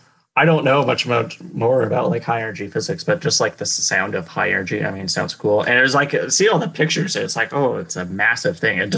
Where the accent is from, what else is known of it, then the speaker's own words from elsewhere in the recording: Colorado, United States; moved away; I was from Colorado.